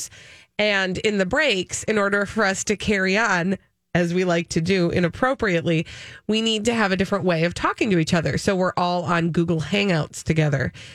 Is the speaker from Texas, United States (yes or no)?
no; Minnesota, United States; We're from Minnesota